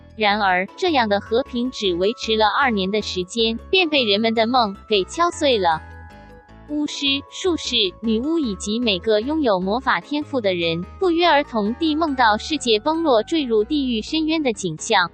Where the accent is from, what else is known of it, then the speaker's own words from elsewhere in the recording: Taiwan; moved away; 我是从台湾来的